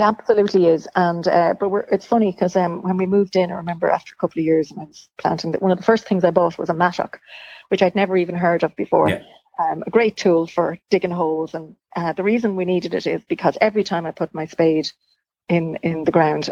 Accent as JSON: {"language": "English", "town": "Dunshaughlin", "region": "County Meath", "country": "Ireland", "also_born_or_lived": "Dublin", "lives_now": "Slane, Ireland", "said": "I'm from County Meath my, myself, uh, Dunshaughlin, and you know, moved to Dublin"}